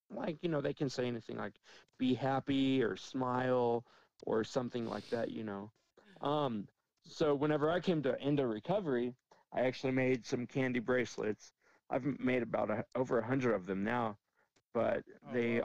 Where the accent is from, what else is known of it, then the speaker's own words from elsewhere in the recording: Dallas, Texas, United States; moved away as an adult; also born or lived in Las Vegas, Nevada; now in Cheyenne, United States; I grew up in Dallas, then I lived in Vegas, two very large cities